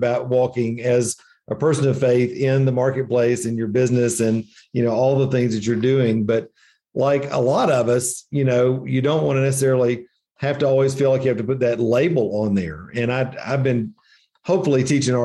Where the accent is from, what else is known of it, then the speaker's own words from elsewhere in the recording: the Bible Belt, United States; moved away as an adult; now in Asheville, United States; growing up in the Bible Belt